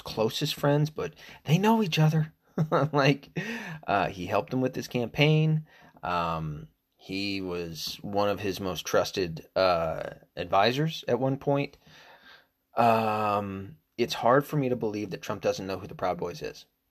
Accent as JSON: {"language": "English", "country": "United States", "said": "I'm American"}